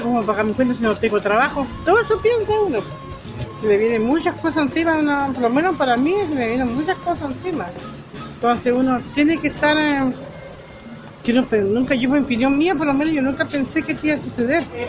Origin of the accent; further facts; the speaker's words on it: Chiloé, Los Lagos, Chile; como chilotes que somos chilenos